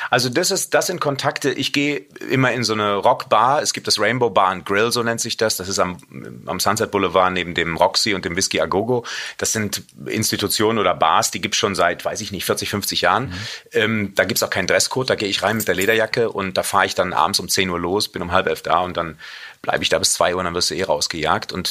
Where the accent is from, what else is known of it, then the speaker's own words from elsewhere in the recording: Cologne, North Rhine-Westphalia, Germany; weil ich ja Rheinländer bin, als Kölner, muss eine Bratwurst sein.